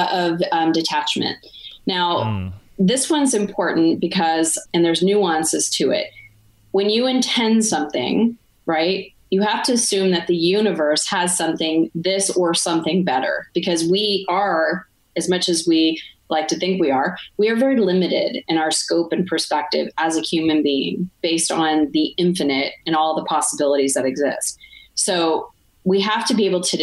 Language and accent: English; Arizona, United States; now in Montreal, Canada; I'm from Arizona